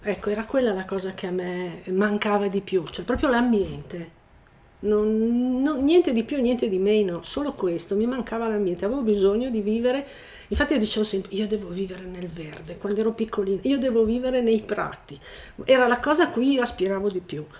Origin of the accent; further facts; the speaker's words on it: Milan, Lombardy, Italy; moved away as an adult; now in Resia, Italy; abito a Niva di Resia, sono nata a Milano e nel lontano 1980 ho deciso di ehm, venire a vivere a Resia